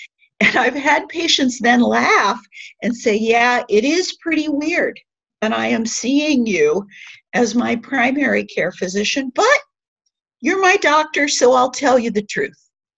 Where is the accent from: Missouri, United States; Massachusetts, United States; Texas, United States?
Missouri, United States; Kirkwood; I'm a recovering Midwesterner. I moved here from Kirkwood, Missouri.